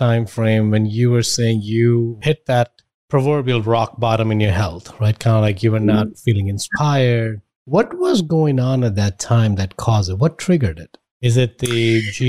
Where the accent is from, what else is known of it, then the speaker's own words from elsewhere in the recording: India; now in United States; I grew up in India.